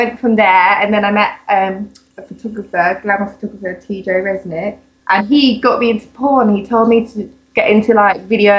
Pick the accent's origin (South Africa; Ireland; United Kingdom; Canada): United Kingdom; England; I am from England.